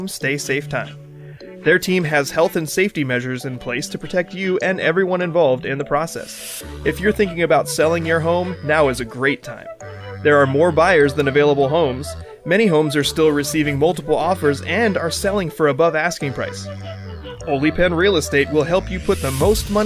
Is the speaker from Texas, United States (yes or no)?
yes; Lubbock, Texas, United States; I was born in Lubbock, Texas, where Texas Tech is